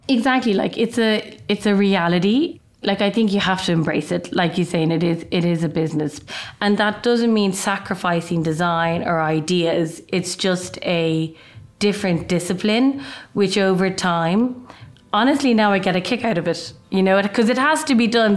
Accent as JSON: {"language": "English", "country": "Ireland", "moved": "as an adult", "lives_now": "London, United Kingdom", "said": "I'm actually Irish. I'm half Irish, half Chinese, and I live in London"}